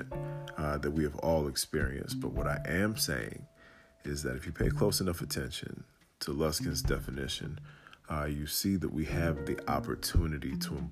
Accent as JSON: {"language": "English", "town": "Atlanta", "region": "Georgia", "country": "United States", "tie": "born or raised there", "said": "I'm from Atlanta, ATL, Dirty South"}